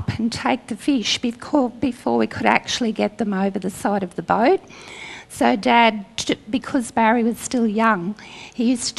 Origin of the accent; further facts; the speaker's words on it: North Queensland, Australia; I grew up in North Queensland